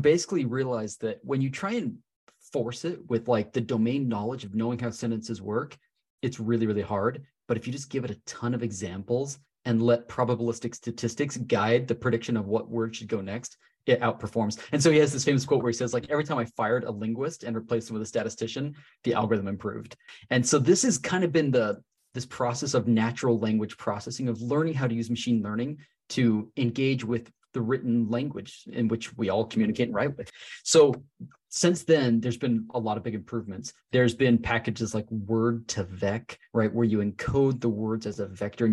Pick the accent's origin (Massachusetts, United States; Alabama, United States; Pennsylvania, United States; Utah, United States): Utah, United States; Salt Lake City; born or raised there